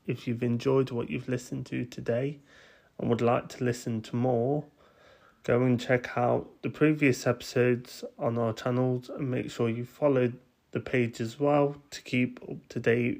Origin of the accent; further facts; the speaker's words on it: Derby, East Midlands, United Kingdom; me being from Derby and you doing such a big event near kind of my hometown